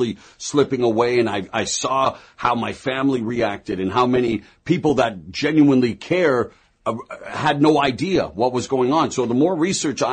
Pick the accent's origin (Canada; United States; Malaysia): Canada; having my career begin at 16 years of age on national television in my home country of Canada